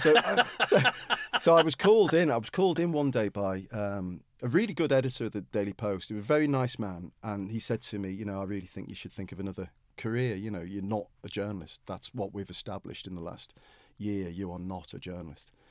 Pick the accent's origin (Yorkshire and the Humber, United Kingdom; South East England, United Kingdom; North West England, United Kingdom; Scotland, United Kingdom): North West England, United Kingdom; Liverpool; I come from Liverpool